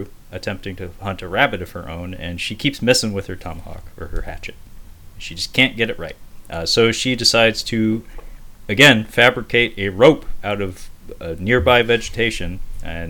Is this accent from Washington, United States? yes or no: yes; Seattle, Washington, United States; I'm from Seattle